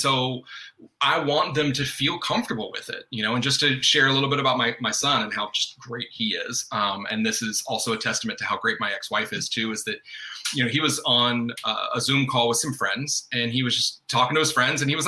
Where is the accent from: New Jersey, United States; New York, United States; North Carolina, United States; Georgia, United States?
North Carolina, United States; I mean, I was born and raised in North Carolina. Uh, even though you don't hear an accent, it comes out, uh, you know, uh, every now and then.